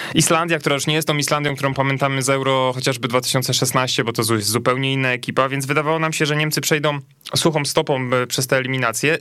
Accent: Lubusz Voivodeship, Poland; pochodzi z moich stron, niewielu jest tych reprezentantów z województwa lubuskiego, Słubice

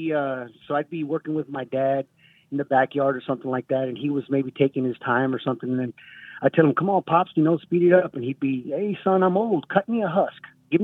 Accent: Texas, United States; in and around the San Antonio area where I grew up

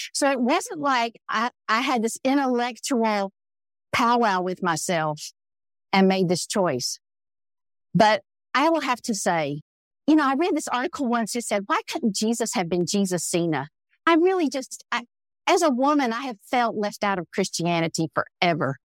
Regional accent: the South, United States; growing up in the South as a brown woman

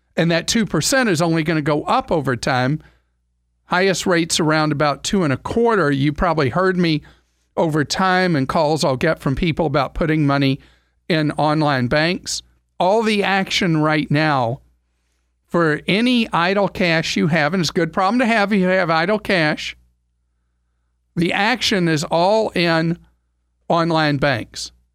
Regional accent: United States; as an American

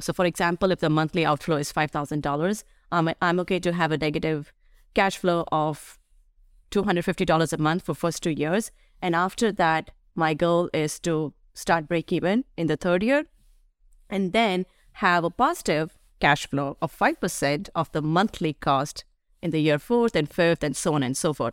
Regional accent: Delhi, India; now in United States; where I grew up in Delhi.

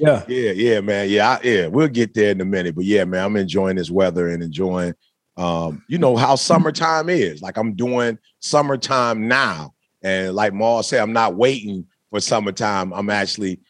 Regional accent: Midwest, United States; I'm from the Midwest

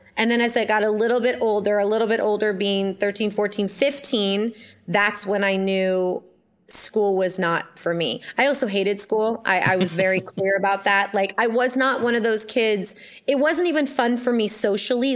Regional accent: Ojai, California, United States; I was born in Ojai, California

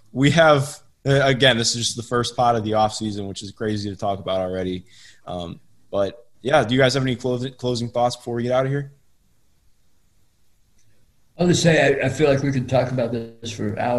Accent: Cleveland, Ohio, United States; You know, I part of it's because I grew up in Cleveland

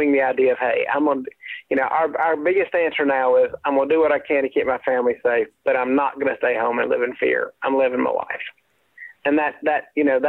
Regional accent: South Carolina, United States; I grew up in South Carolina, and so we did North Carolina TV would obviously bleed over to the upstate where I grew up

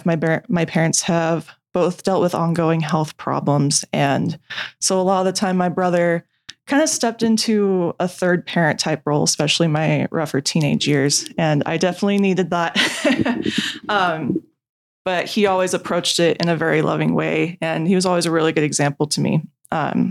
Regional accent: Westminster, California, United States; I grew up in Orange County, California. I am from a city called Westminster

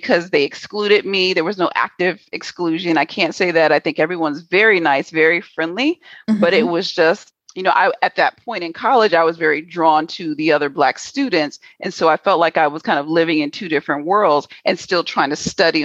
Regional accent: New York City, New York, United States; moved away as an adult; also born or lived in Washington, D.C. / Houston, Texas; I was born in DC. Both of my parents were federal government employees. My dad was an FBI agent. So the FBI moved us from DC to New York City. So I grew up in New York City

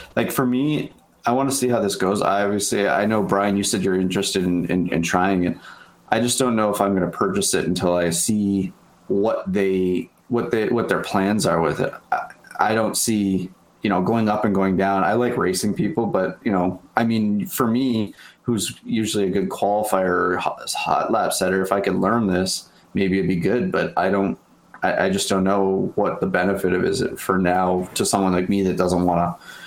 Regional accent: Canada; as a Canadian here

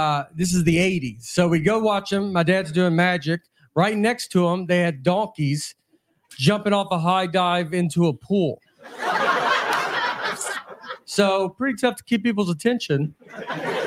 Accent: Tennessee, United States; I'm from Tennessee

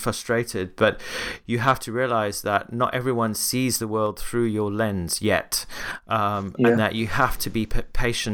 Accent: Cape Town, Western Cape, South Africa; moved away; I was recently back in my hometown in Cape Town.

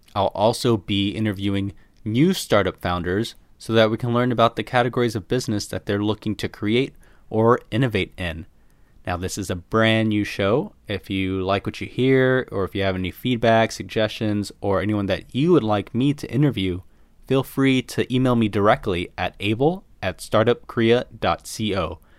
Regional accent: United States; moved away as an adult; now in South Korea; I'm American and I went to school in the U S

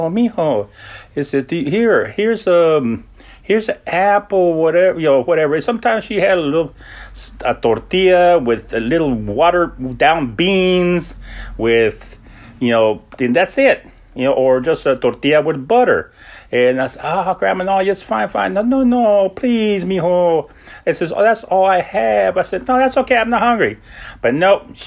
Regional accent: El Paso, Texas, United States; moved away as an adult; also born or lived in Los Angeles, California; now in Washington, D.C. area, United States; I'm originally from El Paso, Texas. I grew up in El Paso and between there and Los Angeles

